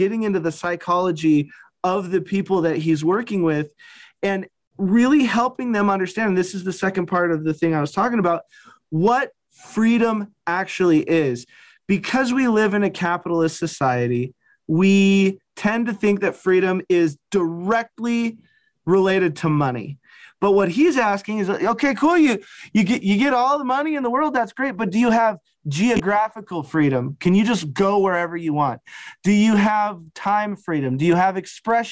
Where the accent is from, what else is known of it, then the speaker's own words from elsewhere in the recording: Wyoming, United States; I'm from Wyoming